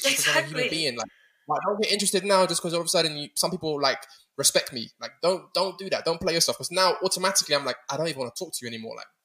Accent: London, United Kingdom; growing up in London

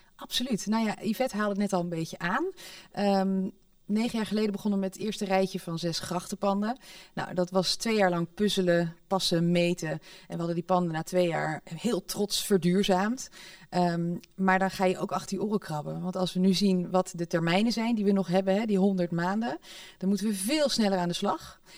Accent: Netherlands; we zijn zo nuchter als Hollanders

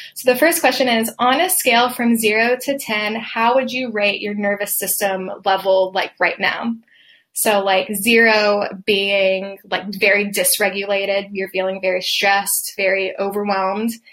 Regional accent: Atlanta, Georgia, United States; I am from Atlanta, Georgia

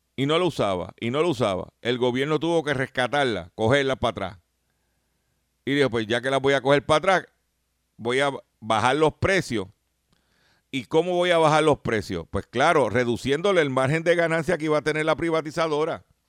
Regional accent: Lares, Puerto Rico; yo no soy de Barcelona. Yo soy de Lares.

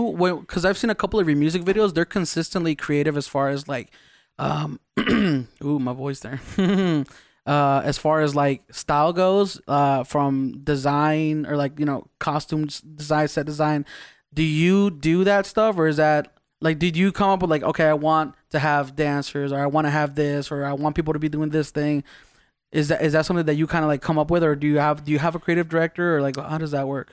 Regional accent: Las Vegas, Nevada, United States; also born or lived in East Los Angeles, United States / Baja California, Mexico; we moved to Vegas

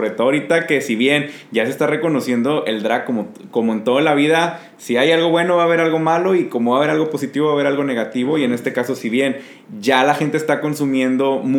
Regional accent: Mexico; porque pues, somos mexicanos

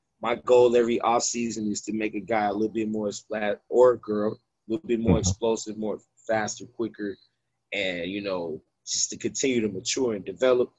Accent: Yonkers, New York, United States; also born or lived in Tennessee; now in Chattanooga, United States; I grew up in the YO, which is Yonkers, which is Westchester County

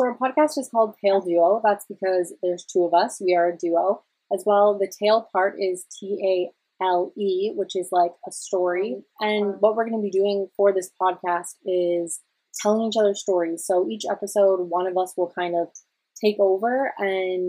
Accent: Central Ontario, Canada; We're both from Central Ontario. We actually met in high school

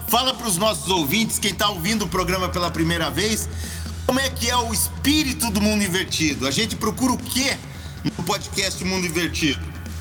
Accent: Curitiba, Paraná, Brazil; nasci aqui na Vila Guaíra, nasci de quatro meses

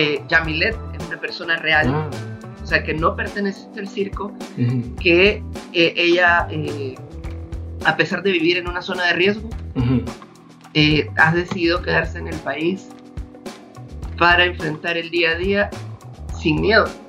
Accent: El Salvador; como salvadoreños

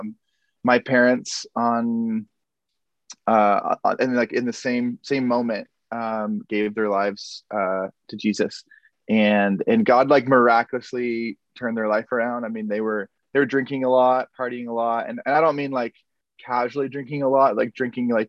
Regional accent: Prince Edward Island, Canada; now in Portland, United States; So I'm from Prince Edward Island, Canada. That's where my family's all from

